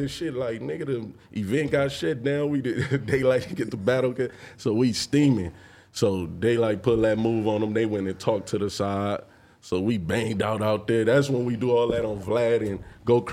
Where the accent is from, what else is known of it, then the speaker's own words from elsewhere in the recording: Los Angeles, California, United States; I'm from Watts